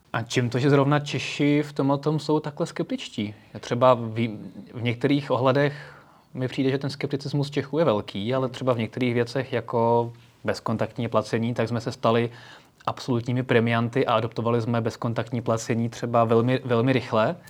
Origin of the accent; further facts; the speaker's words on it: Slovakia; U nás na Slovensku